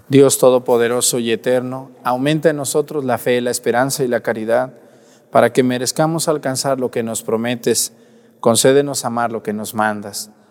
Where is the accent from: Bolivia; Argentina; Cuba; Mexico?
Mexico; Mexticacán, Jalisco; now in Acatlán, Mexico; mi pueblo, Mestigacán